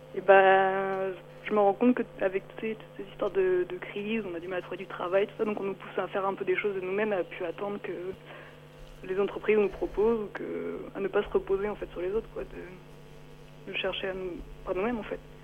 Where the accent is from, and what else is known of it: France; moved away as an adult; also born or lived in Mexico